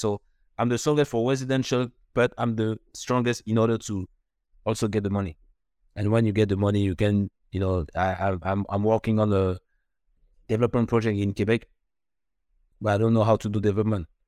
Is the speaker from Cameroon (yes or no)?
yes; Douala, Littoral, Cameroon; moved away; also born or lived in Paris / Canada; I was born in, in Cameroon, Douala, in Africa